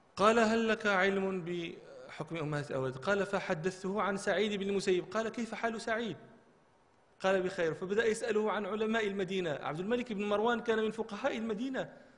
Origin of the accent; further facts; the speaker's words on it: Marrakesh, Marrakesh-Safi, Morocco; احنا كان عندنا في مراكش